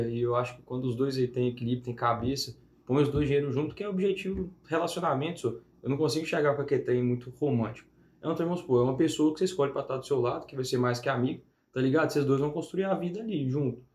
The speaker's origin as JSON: {"language": "Portuguese", "town": "Ponte Nova", "region": "Minas Gerais", "country": "Brazil", "tie": "born or raised there", "also_born_or_lived": "Belo Horizonte / Viçosa", "said": "eu sou de Ponte Nova, aqui uhum. do lado. Nasci, cresci lá"}